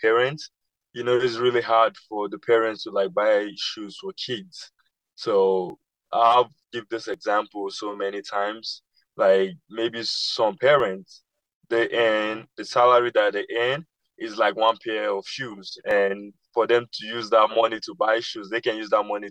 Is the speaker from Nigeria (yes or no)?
yes; Nigeria; now in United States; growing up in Nigeria